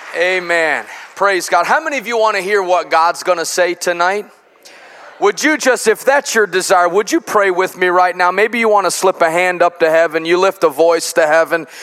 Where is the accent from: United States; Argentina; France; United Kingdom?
United States; Chicago, Illinois; now in Cabot, United States; I grew up in Chicago in the Midwest